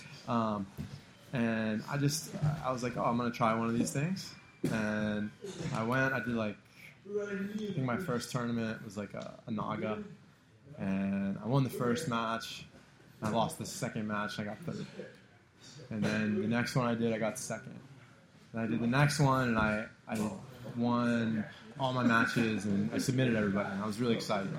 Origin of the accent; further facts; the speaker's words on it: San Diego, California, United States; moved away as an adult; also born or lived in New Jersey / Hoboken, New Jersey; I grew up in San Diego. I went to high school in San Diego.